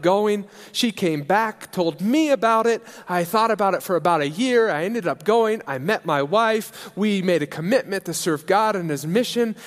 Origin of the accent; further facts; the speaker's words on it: Alliance, Nebraska, United States; moved away as an adult; also born or lived in England; now in Switzerland; I grew up in Alliance, Nebraska, uh, and in the Berean church there.